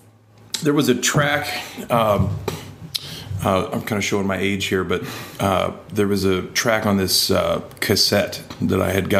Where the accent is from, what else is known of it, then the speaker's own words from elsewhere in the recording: Detroit, Michigan, United States; also born or lived in Chicago / Des Moines / Maryville; Well, I was born in Chicago and then moved to Detroit and lived in like Detroit and surrounding suburbs, Plymouth, Livonia, Northville. And then I went to high school in Des Moines